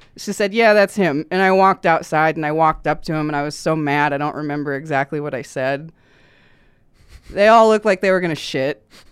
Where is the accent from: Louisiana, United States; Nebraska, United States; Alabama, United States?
Nebraska, United States; I grew up in Nebraska, and I did grow up very closeted